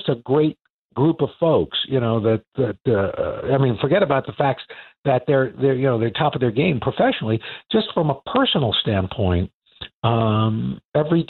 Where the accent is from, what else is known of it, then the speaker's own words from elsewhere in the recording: New York City, New York, United States; I'm a kid from Queens, New York